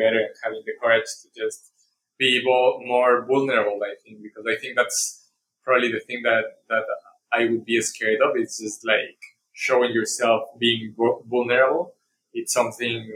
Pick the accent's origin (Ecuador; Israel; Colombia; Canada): Ecuador; now in Boston, United States; growing up in Ecuador, it's a very like macho culture